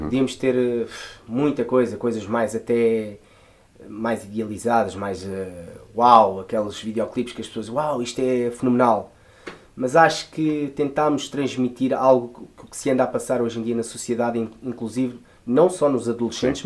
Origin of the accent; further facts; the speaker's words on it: Lisbon, Portugal; eu venho de um bairro muito típico de Lisboa, né? Eh, venho da Moraria.